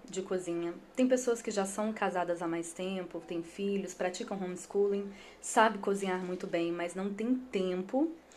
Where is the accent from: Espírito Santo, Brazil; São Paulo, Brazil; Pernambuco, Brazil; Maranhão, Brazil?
Espírito Santo, Brazil; eu sou capixaba